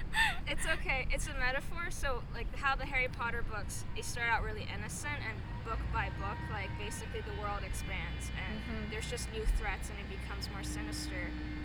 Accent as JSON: {"language": "English", "country": "Hong Kong", "said": "I'm from Hong Kong"}